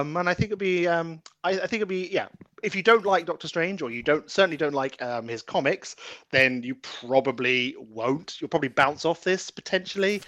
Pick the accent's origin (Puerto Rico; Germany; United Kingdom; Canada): United Kingdom; I'm British